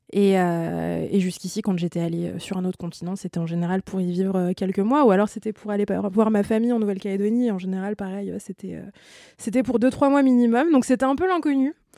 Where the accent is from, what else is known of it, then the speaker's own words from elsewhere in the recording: France; en tant que Français et euh, membres de l'espace Schengen